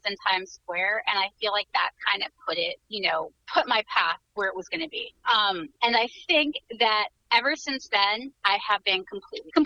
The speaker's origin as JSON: {"language": "English", "region": "New York", "country": "United States", "tie": "born or raised there", "said": "I was born in New York."}